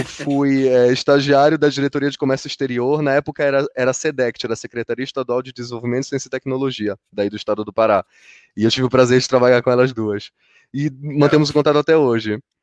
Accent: Brazil; now in Brussels, Belgium; eu venho da Amazônia

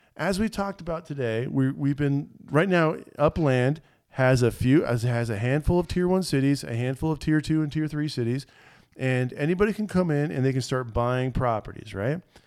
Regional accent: Florida, United States; I was raised in Florida

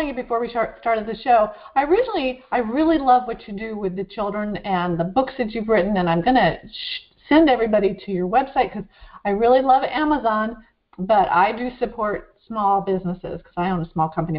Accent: Woodstock, Vermont, United States; I grew up in Woodstock, Vermont

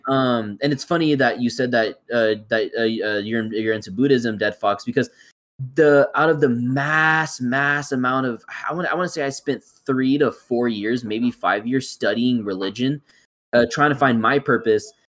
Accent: California, United States; I was born and raised in California

